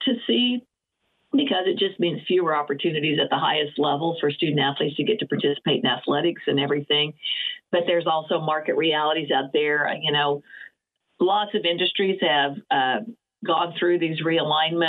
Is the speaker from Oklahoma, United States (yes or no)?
yes; Oklahoma, United States; I grew up being in Oklahoma.